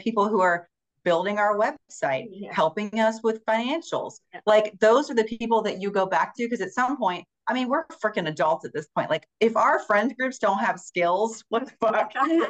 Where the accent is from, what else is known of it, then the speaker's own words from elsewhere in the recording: West Virginia, United States; So I'm from West Virginia.